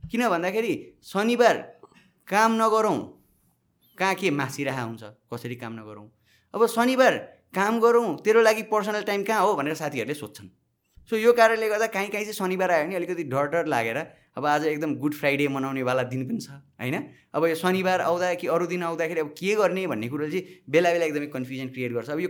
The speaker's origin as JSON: {"language": "Nepali", "area": "Nepal Mandala", "region": "Bagmati", "country": "Nepal", "tie": "born or raised there", "said": "म यहीँ जन्मिएँ यी हुर्केँ ए नेपाल मण्डलको कुरा गर्छु"}